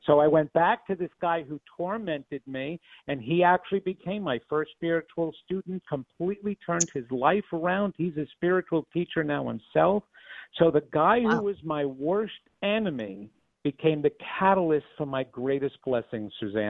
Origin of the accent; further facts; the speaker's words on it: Levittown, New York, United States; I come from Levittown.